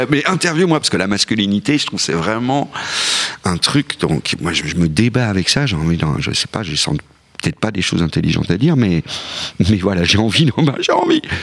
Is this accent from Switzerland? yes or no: yes; Switzerland; Non, moi je viens de la Suisse, donc je suis pas vraiment un sujet.